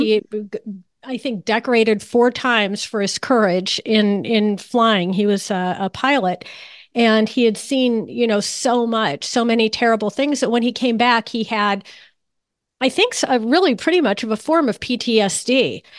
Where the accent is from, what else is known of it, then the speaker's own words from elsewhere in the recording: New Canaan, Connecticut, United States; New Canaan, which is my hometown